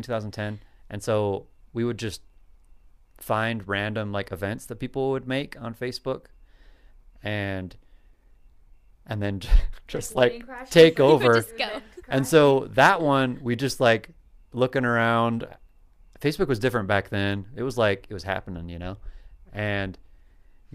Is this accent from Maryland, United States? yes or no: no; Idaho Falls, Idaho, United States; moved away; I grew up there in one of the large metropolises of Idaho, known as Idaho Falls